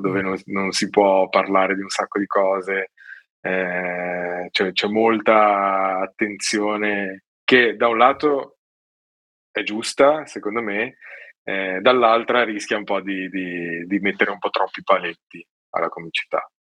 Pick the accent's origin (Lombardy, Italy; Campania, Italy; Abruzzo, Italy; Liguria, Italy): Liguria, Italy; Genoa; sono genovese